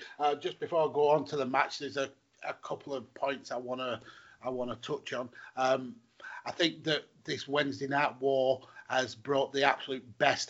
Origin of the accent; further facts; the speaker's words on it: United Kingdom; Yeah, well, obviously being British, as you know, we kind of get these tidbits on Twitter before we actually get the show.